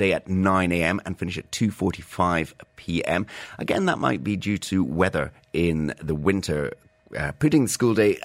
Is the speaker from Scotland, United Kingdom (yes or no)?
yes; Scotland, United Kingdom; moved away; the school hour that I grew up with in Scotland